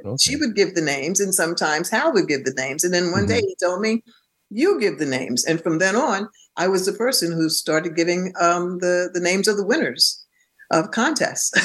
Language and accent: English; New York City, New York, United States; also born or lived in Bronx; I was born in Harlem Hospital, and uh, and my parents stayed in Harlem up until I was about eleven or 12 mm-hmm. Then they purchased a home in the Bronx